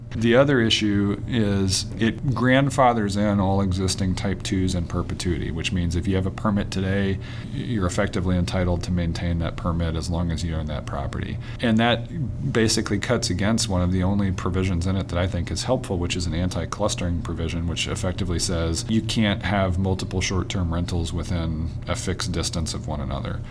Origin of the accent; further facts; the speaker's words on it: Nashville, Tennessee, United States; I grew up in Nashville